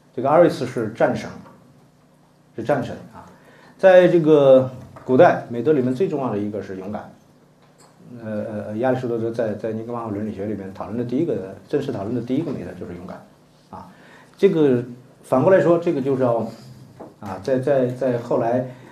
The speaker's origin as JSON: {"language": "Chinese", "country": "China", "said": "这话我们中国人能接受的"}